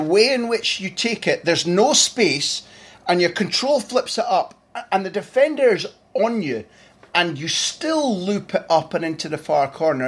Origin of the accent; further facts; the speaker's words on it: Scotland, United Kingdom; as a Scot